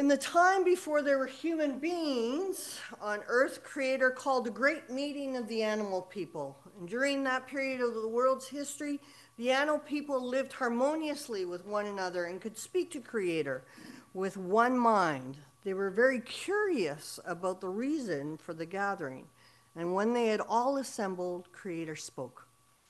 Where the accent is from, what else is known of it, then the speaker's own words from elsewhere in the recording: Saskatchewan, Canada; moved away; I'm originally from Saskatchewan and registered at Yellow Quill First Nation